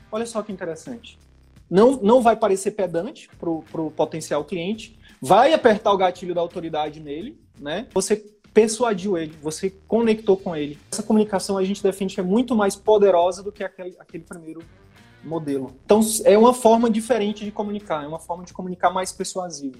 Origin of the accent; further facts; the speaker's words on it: interior of the Northeast, Northeast Region, Brazil; eu sou do interior do Nordeste